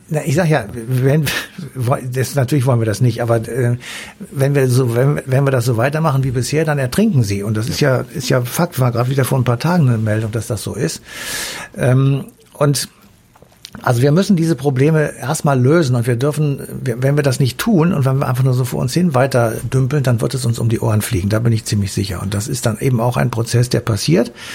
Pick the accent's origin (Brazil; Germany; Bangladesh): Germany